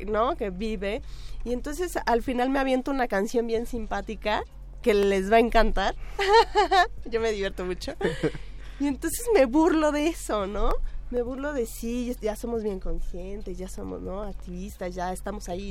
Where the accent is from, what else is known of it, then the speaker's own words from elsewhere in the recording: Tlaxcala, Mexico; yo soy de Tlaxcala